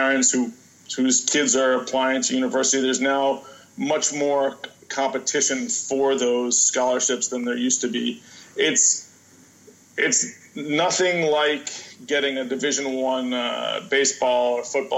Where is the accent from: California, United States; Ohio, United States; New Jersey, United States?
New Jersey, United States; I'm originally from New Jersey